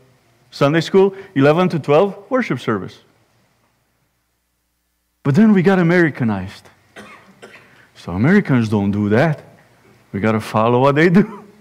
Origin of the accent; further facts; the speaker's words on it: Romania; now in Indiana, United States; Growing up in Romania